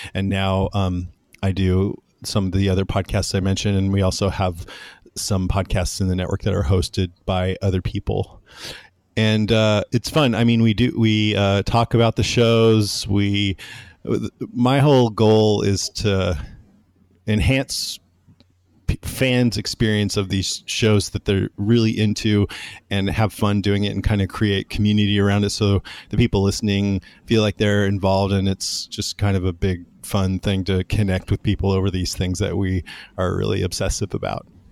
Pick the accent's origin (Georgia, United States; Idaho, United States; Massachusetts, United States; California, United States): California, United States; Modesto; I grew up in Modesto, which is in Central California